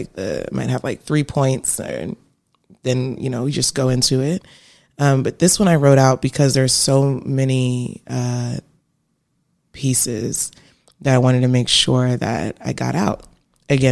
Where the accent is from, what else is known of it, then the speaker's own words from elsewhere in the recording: Virginia Beach, Virginia, United States; moved away as an adult; now in Atlanta, United States; I'm from Virginia, right? I'm from Virginia Beach